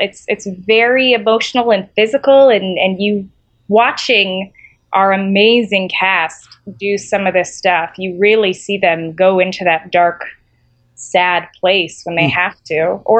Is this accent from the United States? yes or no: no; Israel; moved away; I grew up in the Middle East. I grew up in Israel, and I speak Hebrew.